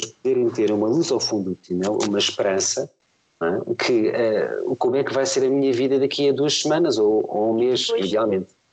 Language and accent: Portuguese; Lisbon, Portugal; now in Amadora, Portugal; Eu, eu, sempre morei em Lisboa, agora moro na Amadora, mas sempre nasci, nasci fui criado em, em Lisboa.